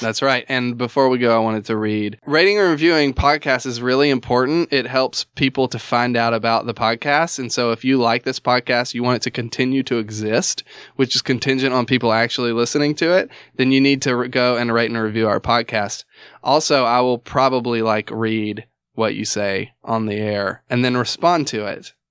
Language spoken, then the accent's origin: English; the South, United States; I'm from the South